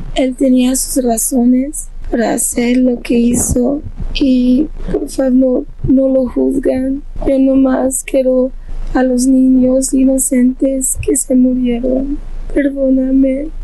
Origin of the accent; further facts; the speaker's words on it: Uvalde, Texas, United States; 39, soy de Uvalde, Texas